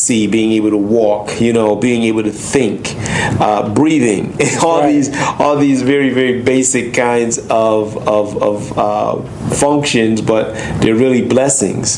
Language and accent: English; Hartford, Connecticut, United States; also born or lived in New York City; I was born in New York City, but I was raised here in Hartford, Connecticut